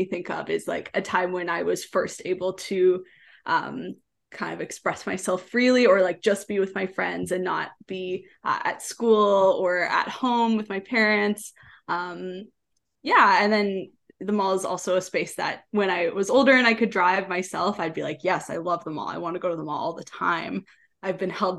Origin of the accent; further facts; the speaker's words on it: Leduc, Alberta, Canada; also born or lived in Edmonton; I grew up in Leduc. I was born in Edmonton, but I grew up in Leduc.